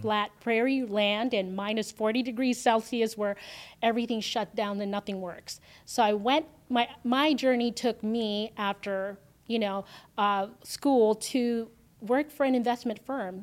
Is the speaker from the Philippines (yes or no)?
yes; Philippines; also born or lived in Canada / San Diego; now in Las Vegas, United States; I grew up in the Philippines, so, um, raised by my grandmother